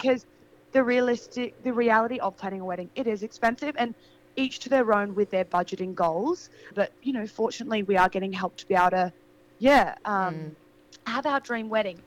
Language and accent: English; Adelaide, South Australia, Australia; moved away as an adult; now in Sydney, Australia; So I'm from Adelaide. I grew up in Adelaide. I left Adelaide when I was 18